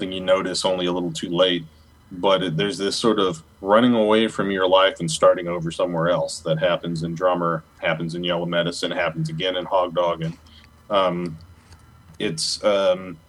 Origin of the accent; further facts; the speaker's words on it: United States; moved away as an adult; also born or lived in Minnesota; originally being a Southerner from around the New Orleans area on Mississippi coast